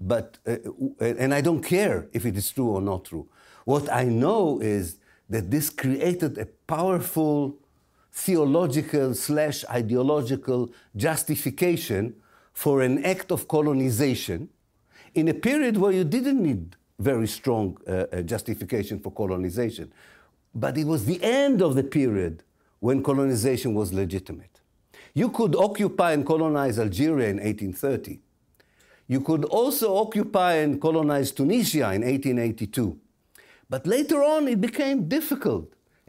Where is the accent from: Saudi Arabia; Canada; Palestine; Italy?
Palestine; born there; I cannot refute the fact that if I returned, not I didn't return, I was born in Palestine.